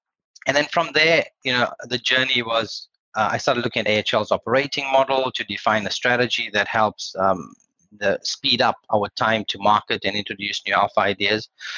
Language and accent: English; South Africa; I'm South African and I was a graduate with no experience around that time. My accent has evolved, by the way, through time, which is good.